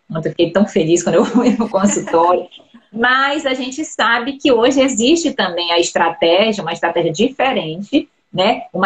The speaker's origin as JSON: {"language": "Portuguese", "town": "Belém", "region": "Pará", "country": "Brazil", "said": "eram meus pacientes, paciente de primeira vez, que eu atendo, de São Paulo, atendo muitos de Belém, né, de onde eu sou"}